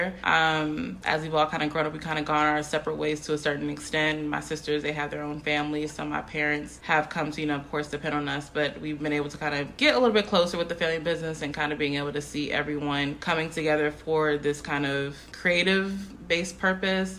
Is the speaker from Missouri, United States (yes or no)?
no; Upper Marlboro, Maryland, United States; From Upper Marlboro